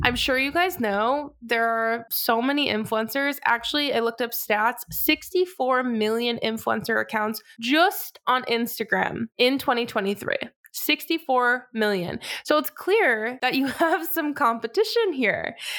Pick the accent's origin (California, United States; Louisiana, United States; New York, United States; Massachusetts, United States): Massachusetts, United States; moved away as an adult; now in Charlotte, United States; I am from Massachusetts, born and raised